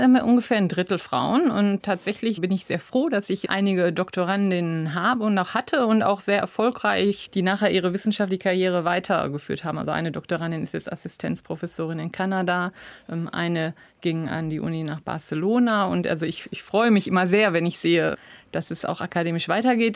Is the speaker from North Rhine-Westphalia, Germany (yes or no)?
yes; Essen, North Rhine-Westphalia, Germany; also born or lived in Cologne; Nein, ganz kurz nach meiner Geburt sind wir schon nach Essen gezogen. Also ich bin in Essen aufgewachsen